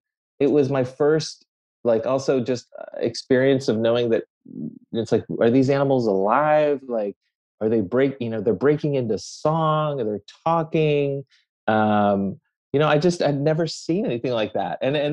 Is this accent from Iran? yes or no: yes; Tehran, Tehran Province, Iran; born there; So, I mean, look, I was born in Tehran, Iran.